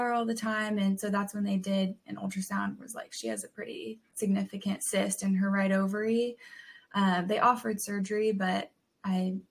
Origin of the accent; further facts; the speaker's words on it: San Diego, California, United States; moved away as an adult; now in Knoxville, United States; I grew up in Southern California in San Diego